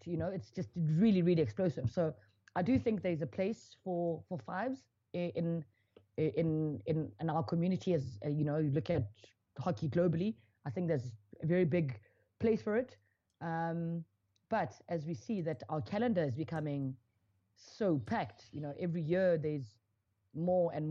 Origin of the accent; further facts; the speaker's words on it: South Africa; I am a South African ex-national player.